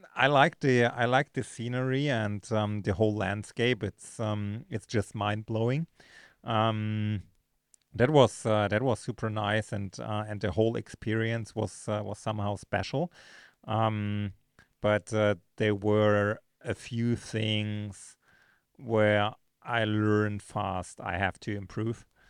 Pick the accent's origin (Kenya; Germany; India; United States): Germany; Munich, Bavaria; moved away as an adult; now in Girona, Spain; originally from, uh, from Munich, Germany, uh, now spending most of my time, um, in, uh, Girona, Spain.